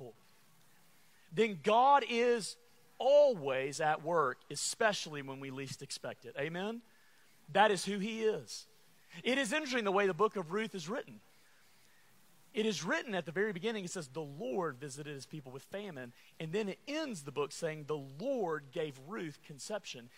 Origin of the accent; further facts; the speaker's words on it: Alabama, United States; I'm from Alabama